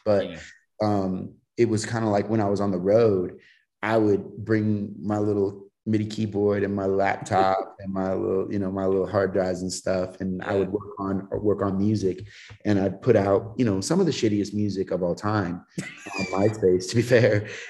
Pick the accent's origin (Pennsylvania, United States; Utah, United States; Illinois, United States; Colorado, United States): Colorado, United States; So it's like, for me, and, you know, kind of growing up in Colorado, I was able to have access to some of that stuff at an early age